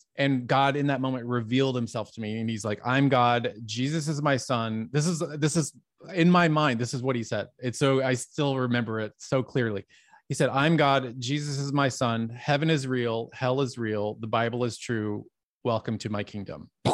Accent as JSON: {"language": "English", "town": "Dallas", "region": "Texas", "country": "United States", "tie": "born or raised there", "said": "I grew up in Dallas, Texas"}